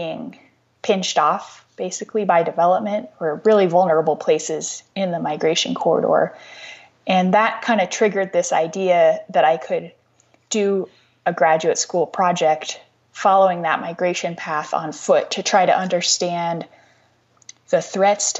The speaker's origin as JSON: {"language": "English", "region": "Wyoming", "country": "United States", "tie": "born or raised there", "also_born_or_lived": "Washington, D.C.", "said": "my home state"}